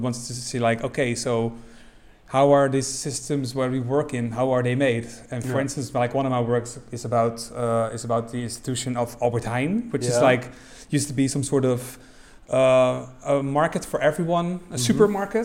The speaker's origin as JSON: {"language": "English", "town": "Rotterdam", "region": "South Holland", "country": "Netherlands", "said": "I come from Rotterdam"}